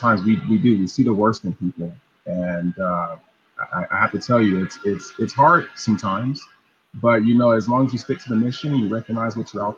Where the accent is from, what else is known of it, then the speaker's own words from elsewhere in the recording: Los Angeles, California, United States; I grew up in South Los Angeles